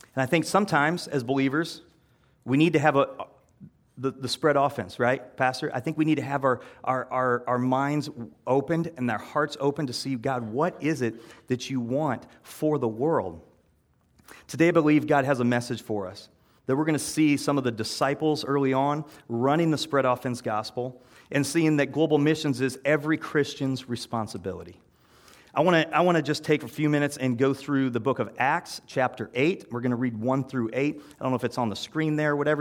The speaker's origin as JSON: {"language": "English", "region": "Iowa", "country": "United States", "said": "I'm from Iowa"}